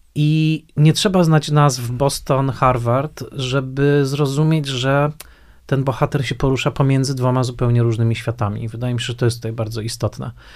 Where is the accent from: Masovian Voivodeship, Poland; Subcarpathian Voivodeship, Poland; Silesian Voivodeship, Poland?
Silesian Voivodeship, Poland; Tarnowskie Góry; pamiętam, że częścią mojej historii życiowej na pewno było to, że mm, bardzo starałem się nie mówić gwarą, prawda? dorastając y, w Tanowskich Górach